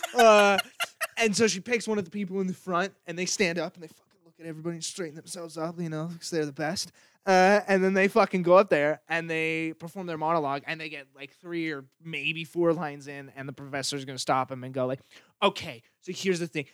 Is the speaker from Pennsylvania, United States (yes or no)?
no; Idaho, United States; moved away; also born or lived in Seattle; I was from Idaho